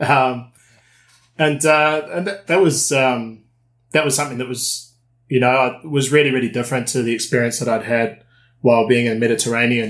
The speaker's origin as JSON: {"language": "English", "country": "New Zealand", "tie": "born or raised there", "also_born_or_lived": "United Kingdom", "moved": "yes", "said": "I'm originally from New Zealand."}